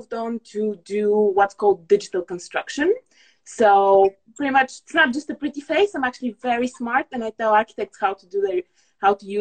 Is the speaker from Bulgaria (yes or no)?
yes; Bulgaria; now in United Kingdom; I'm originally Bulgarian